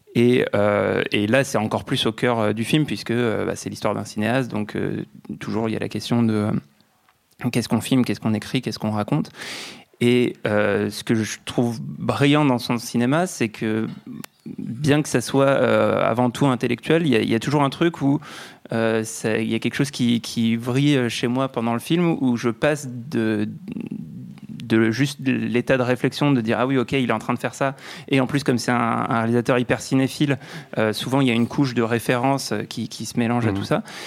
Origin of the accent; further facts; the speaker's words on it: France; accent: French; mon petit accent français